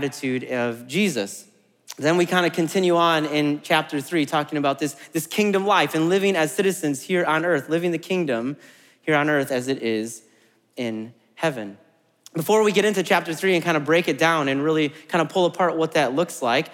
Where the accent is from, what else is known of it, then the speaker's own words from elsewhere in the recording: Midwest, United States; also born or lived in Germany; now in Murfreesboro, United States; I'm from the Midwest, and we're I think, fairly friendly in the Midwest